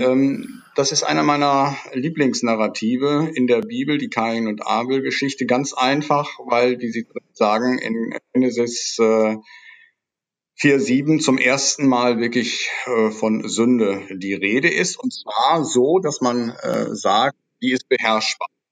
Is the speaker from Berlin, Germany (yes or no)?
no; Nordhorn, Lower Saxony, Germany; moved away as an adult; also born or lived in Münster / Netherlands; ich bin geboren in Nordhorn, das ist die Kreisstadt der Grafschaft Bentheim, direkt an der holländischen Grenze